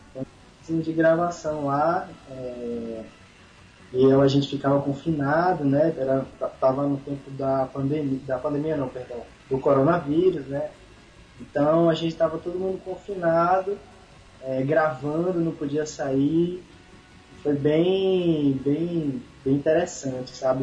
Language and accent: Portuguese; Pipa, Rio Grande do Norte, Brazil; Cresci na pipa, nasci fui criado